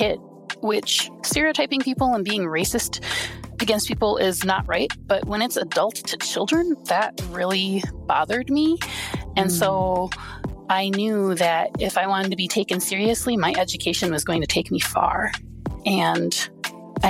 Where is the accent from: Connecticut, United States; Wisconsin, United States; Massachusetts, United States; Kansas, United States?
Wisconsin, United States; I grew up in a small Wisconsin town.